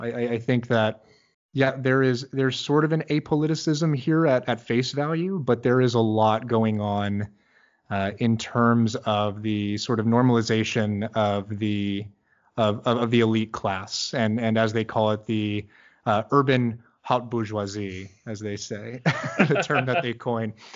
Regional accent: Midwest, United States; now in Bay Area, United States; I'm from the Midwest originally

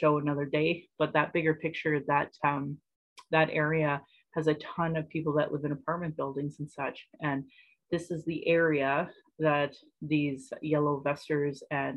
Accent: Calgary, Alberta, Canada; I was born in Calgary

